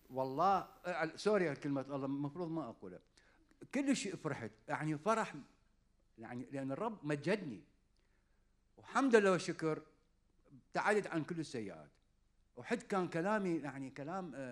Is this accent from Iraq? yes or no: yes; Iraq; accent: Iraqi; وصرت عصبي وقمت احكي انا باللهجه العراقيه